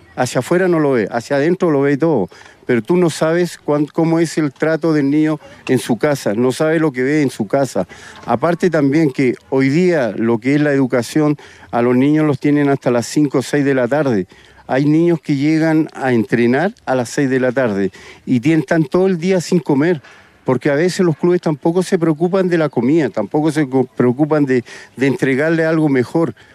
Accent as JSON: {"language": "Spanish", "region": "Valparaíso", "country": "Chile", "tie": "born or raised there", "said": "me formé en Wander, soy guanderino, soy porteño, nací en Valparaíso"}